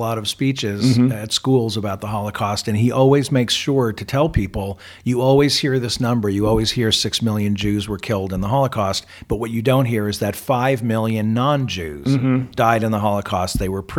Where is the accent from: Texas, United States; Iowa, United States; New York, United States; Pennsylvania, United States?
New York, United States; moved away; also born or lived in Tempe, Arizona; Well, I'm from New York.